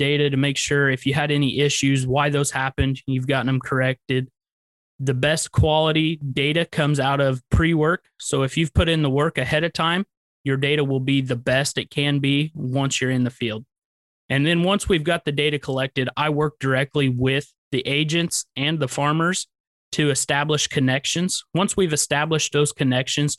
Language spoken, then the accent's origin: English; Central Illinois, United States; I am from Central Illinois, born and raised